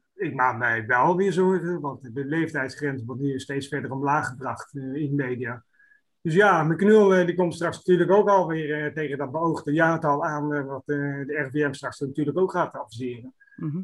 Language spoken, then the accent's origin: Dutch; Roosendaal, North Brabant, Netherlands; Ik kom zelf uit Roosendaal